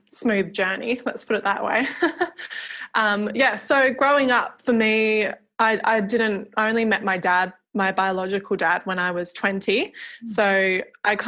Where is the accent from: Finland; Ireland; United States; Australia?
Australia; Dunsborough, Western Australia; also born or lived in Perth; I grew up down south in Dunsborough, which is like 4 hours out of Perth.